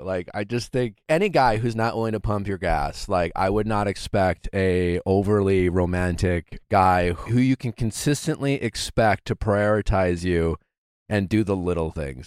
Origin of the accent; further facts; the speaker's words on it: Wisconsin, United States; I grew up in Wisconsin.